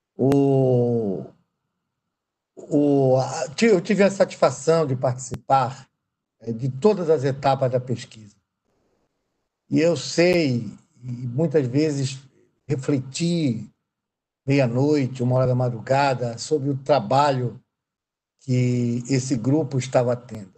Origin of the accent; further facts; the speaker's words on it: Amazon, Brazil; moved away; eu sou da Amazônia. Eu nasci nas suas entranhas mais profundas.